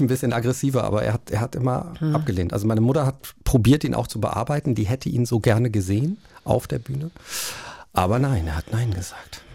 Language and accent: German; Cologne, North Rhine-Westphalia, Germany; ich bin ja in Köln groß geworden und natürlich ähm, nimmt man da diese Karnevalszeit mit, ne? als Urkölner